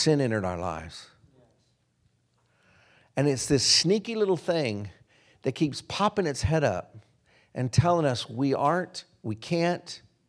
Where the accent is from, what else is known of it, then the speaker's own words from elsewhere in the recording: Wichita, Kansas, United States; now in Castle Rock, United States; I'm from Kansas. It feels good to be home. I was born in Wichita, Kansas.